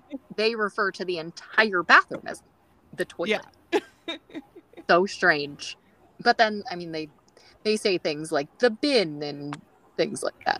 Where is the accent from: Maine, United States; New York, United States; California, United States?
California, United States; accent: California; I've been told that I have a California accent